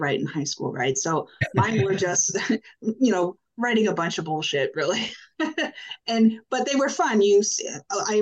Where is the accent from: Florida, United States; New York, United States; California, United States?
Florida, United States; Orlando; moved away as an adult; now in Washington, D.C., United States; I went to school in Central Florida. I grew up around Orlando.